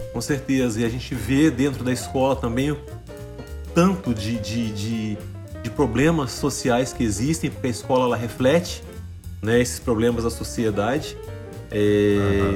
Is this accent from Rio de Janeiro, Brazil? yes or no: no; São João del-Rei, Minas Gerais, Brazil; born or raised there; moved away as an adult; also born or lived in Juiz de Fora, Brazil; now in Canada